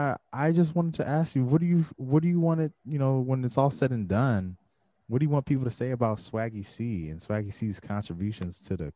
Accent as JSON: {"language": "English", "region": "West Coast", "country": "United States", "said": "I'm from the West"}